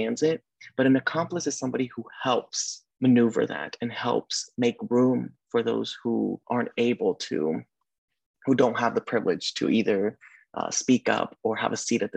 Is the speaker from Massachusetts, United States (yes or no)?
no; Oklahoma, United States; moved away as an adult; also born or lived in Sacramento, California; now in California, United States; I had the privilege of being born and raised in Oklahoma.